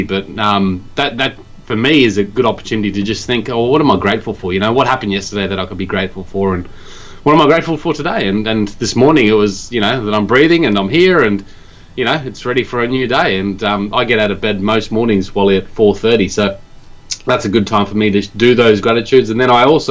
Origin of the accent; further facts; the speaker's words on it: Australia; moved away as an adult; now in Japan; I'm from Australia